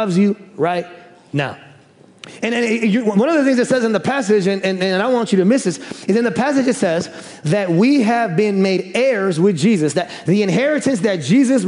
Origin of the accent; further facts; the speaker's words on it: Bartlett, Illinois, United States; also born or lived in Chicago, Illinois; I was born in Chicago, and then we moved out to the suburbs when I was around third grade. And there's a Bartlett, Tennessee, and we actually moved out to Bartlett, Illinois